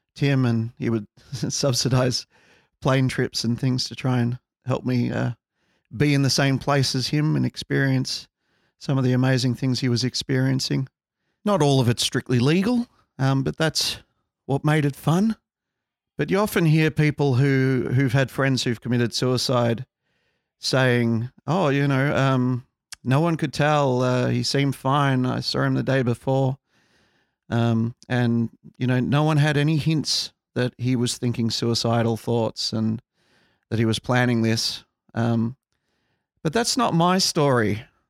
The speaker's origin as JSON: {"language": "English", "country": "Australia", "said": "we're from Australia"}